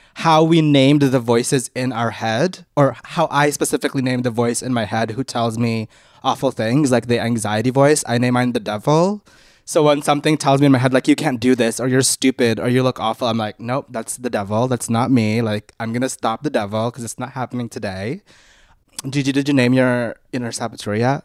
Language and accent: English; Canada; we grew up in Canada